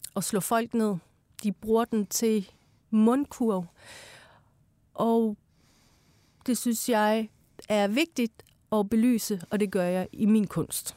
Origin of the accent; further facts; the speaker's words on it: Iran; now in Denmark; jeg er født i Iran, i et teokratisk styre land